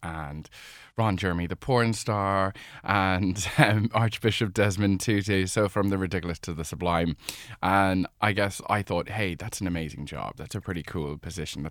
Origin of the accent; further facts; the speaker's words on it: Cork, Munster, Ireland; I was born in Cork